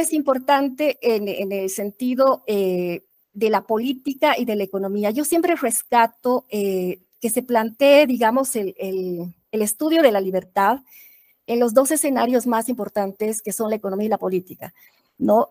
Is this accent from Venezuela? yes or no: no; Bolivia; soy boliviana